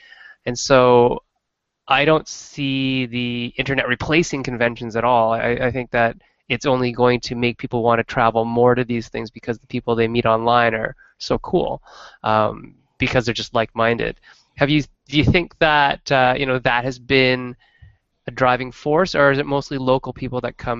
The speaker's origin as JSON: {"language": "English", "region": "Northern Ontario", "country": "Canada", "tie": "born or raised there", "said": "Growing up in Northern Ontario, which is kind of like Michigan, except further north and colder"}